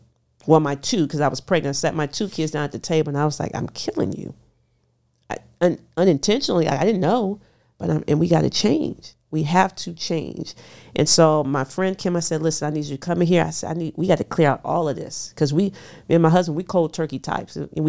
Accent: Houston, Texas, United States; I'm from Houston, Texas. So I'm cooking fried foods and drinking soda.

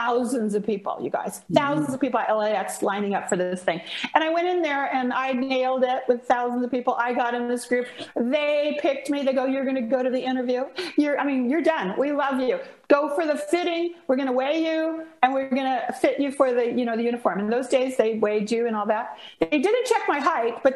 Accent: Los Angeles, California, United States; growing up in Los Angeles

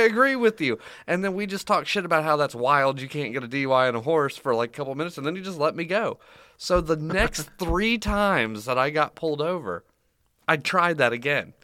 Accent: Florida, United States; born or raised there

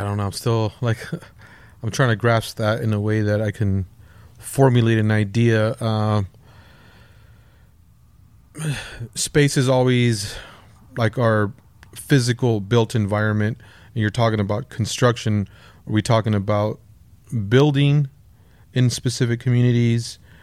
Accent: Lennox, California, United States; grew up in Lenox, uh, by the L A X airport

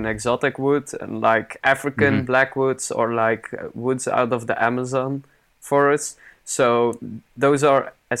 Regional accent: Belgium; Belgian blacksmith. So obviously, I'm from Belgium

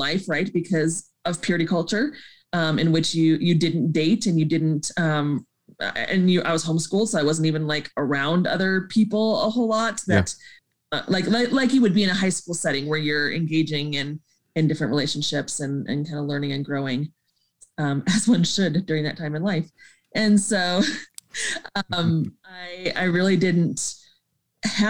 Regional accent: Colorado Springs, Colorado, United States; also born or lived in Montana / Southern California; we came and put down roots in Colorado Springs

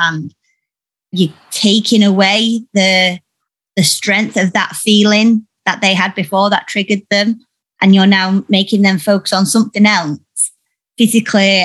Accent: Yorkshire and the Humber, United Kingdom; I'm from Yorkshire, and all the women are quite bold

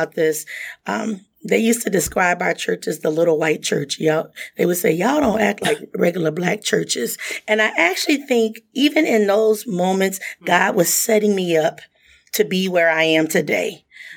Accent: Muskegon Heights, Michigan, United States; I grew up in Muskegon Heights, Michigan, small African-American community.

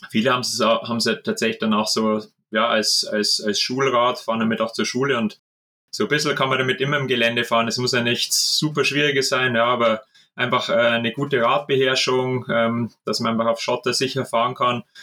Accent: Regensburg, Bavaria, Germany; Ich sage auch aus meiner Heimatstadt Regensburg, ähm, da gibt es auch einen netten kleinen Verein.

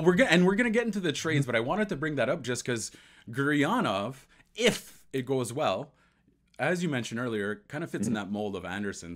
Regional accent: Ontario, Canada; This is my my hometown or my home province.

